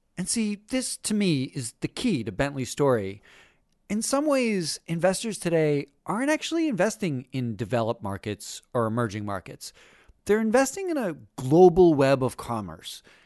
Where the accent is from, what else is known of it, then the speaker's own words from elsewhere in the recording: United States; I am an American, a loud barbecue eating, slovenly American